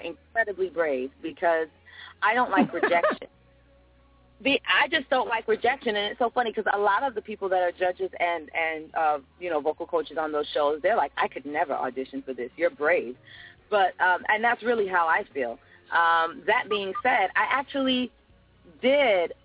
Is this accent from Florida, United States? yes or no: yes; Fort Lauderdale, Florida, United States; also born or lived in United Kingdom; I'm actually from the UK. I was raised in Fort Lauderdale, Florida